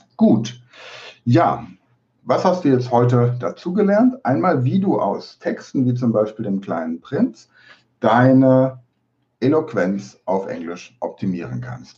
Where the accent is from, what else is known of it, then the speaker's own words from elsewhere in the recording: Germany; accent: German; meinen deutschen Akzent